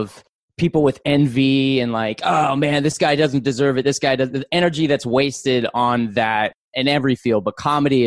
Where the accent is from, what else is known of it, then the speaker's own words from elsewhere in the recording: Orlando, Florida, United States; now in Los Angeles, United States; I live in Los Angeles, California. I also do podcasts, voiceover work, and I'm also an actor. I'm originally from Orlando, Florida